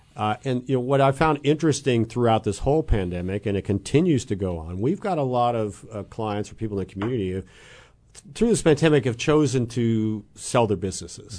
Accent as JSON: {"language": "English", "region": "East Central Illinois", "country": "United States", "tie": "born or raised there", "said": "I grew up in East Central Illinois"}